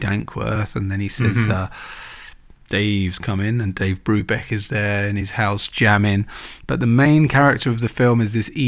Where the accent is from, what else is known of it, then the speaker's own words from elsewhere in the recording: London, United Kingdom; I grew up in Tottenham